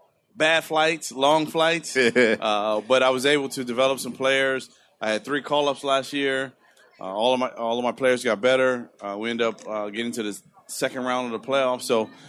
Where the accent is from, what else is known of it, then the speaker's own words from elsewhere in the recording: Compton, California, United States; I grew up in Compton.